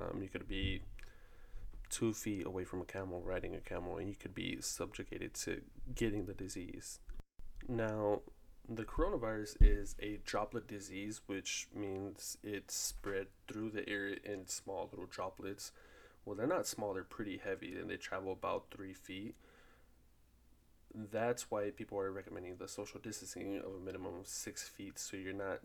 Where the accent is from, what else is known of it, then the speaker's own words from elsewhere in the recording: Fort Worth, Texas, United States; I am from Fort Worth, Texas